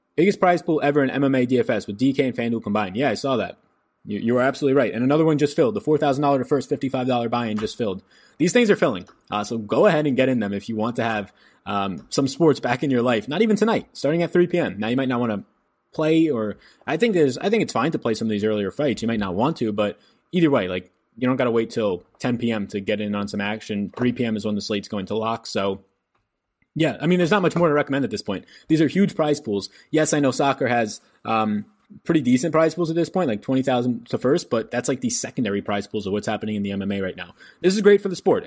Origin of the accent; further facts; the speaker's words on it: New York, United States; now in Wake County, North Carolina, United States; I'm from New York